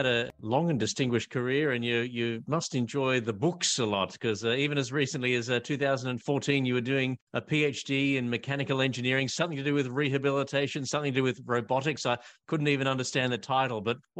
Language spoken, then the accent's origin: English; Australia; I'm an Australian patent attorney